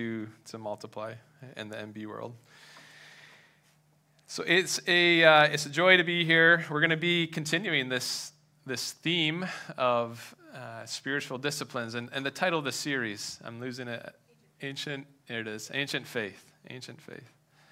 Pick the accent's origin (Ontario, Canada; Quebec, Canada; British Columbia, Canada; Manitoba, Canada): Ontario, Canada; Madoc; now in southwestern Ontario, Canada; I moved from Madoc, which is north of Belleville, east of Peterborough. That's where I grew up.